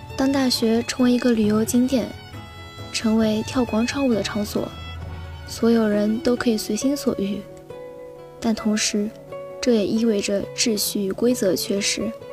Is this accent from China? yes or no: yes; Haimen, Jiangsu, China; moved away as an adult; now in Nanjing, China; 来自海门，我在南京大学，距离我家乡二百零九公里